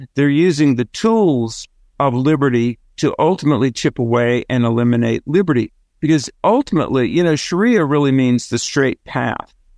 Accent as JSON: {"language": "English", "region": "the South", "country": "United States", "accent": "southern", "said": "my southern accent"}